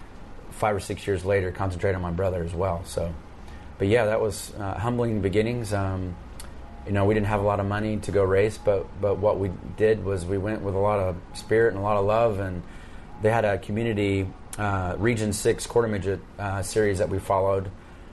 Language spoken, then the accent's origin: English; Bixby, Oklahoma, United States; also born or lived in Tulsa, Oklahoma; I grew up around the Tulsa area. Was born in Tulsa. Grew up in a little town by the name of Bixby, which is just south of Tulsa, a little suburb